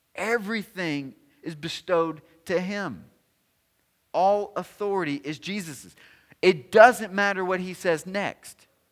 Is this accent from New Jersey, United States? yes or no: no; Tennessee, United States; I'm from Tennessee